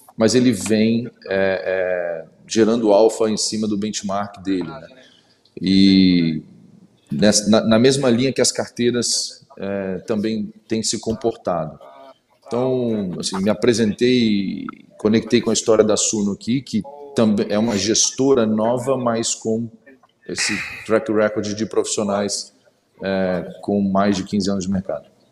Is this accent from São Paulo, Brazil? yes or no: no; interior of Espírito Santo, Brazil; also born or lived in Vitória; Sou de Vitória, eu sou do interior do Espírito Santo, na verdade, mas enfim, há 20 anos na capital do Espírito Santo